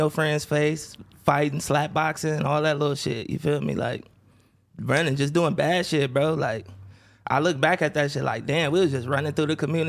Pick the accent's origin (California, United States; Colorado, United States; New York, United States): California, United States; Los Angeles; Growing up in Baldwin Village, you know, going to Dorsey